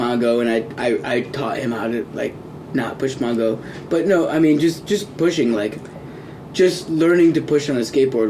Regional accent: Burlington, Vermont, United States; also born or lived in Pittsfield, Massachusetts; I moved to Burlington when I was 8 or 9 years old.

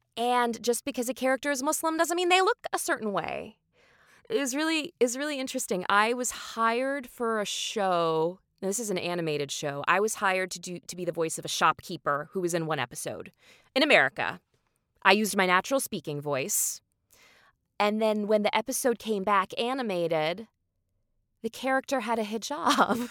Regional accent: Indiana, United States; moved away; I'm a Hoosier, which means I'm from the state of Indiana

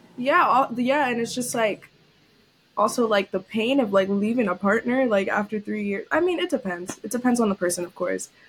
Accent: New York City, New York, United States; moved away as an adult; also born or lived in Syracuse; I was born and raised in New York City, Lower East Side

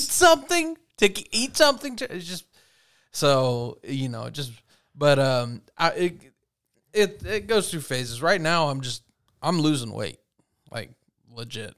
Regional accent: Texas, United States; growing up in Texas, being a kid that literally picked up rocks and explored

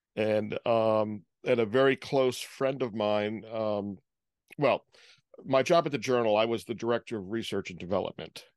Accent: Providence, Rhode Island, United States; also born or lived in Holden, Massachusetts; my family moved back to Rhode Island when I was about two weeks old

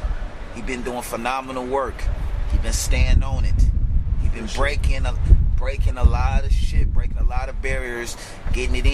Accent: Detroit, Michigan, United States; moved away as an adult; now in Toronto, Canada; I'm originally from Detroit, but I'm a Canadian resident

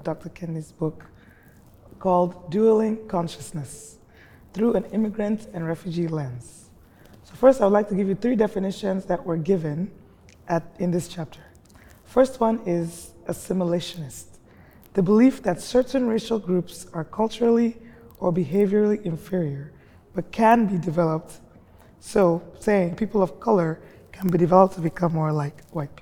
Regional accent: Nigeria; now in Nashville, United States; I was in Nigeria one time, and I had been living here for a long time, and I went home

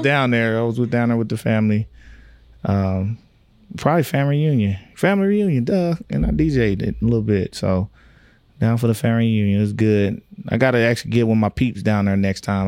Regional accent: Tyler, Texas, United States; I grew up in Tyler, Texas.

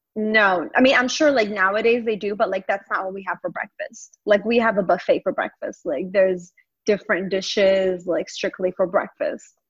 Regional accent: Longview, Texas, United States; now in Dallas, United States; I grew up in Longview, Texas

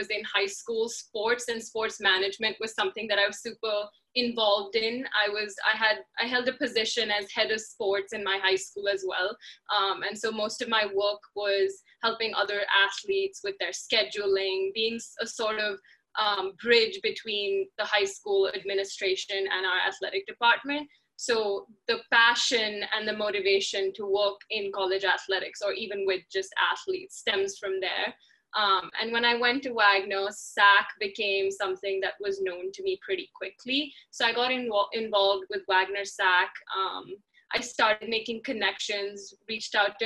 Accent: India; moved away as an adult; also born or lived in United States; I come from India where college athletics is not a thing

